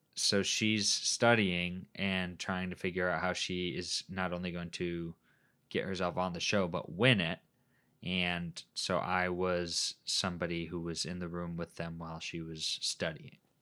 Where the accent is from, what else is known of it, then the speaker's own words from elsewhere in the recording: Midwest, United States; we came from the Midwest